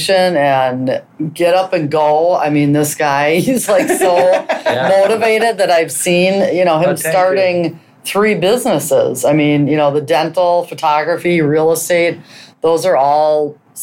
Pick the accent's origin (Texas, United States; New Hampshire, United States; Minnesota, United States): Minnesota, United States; also born or lived in St. Paul; I was born and raised in Minnesota. Lived here my whole life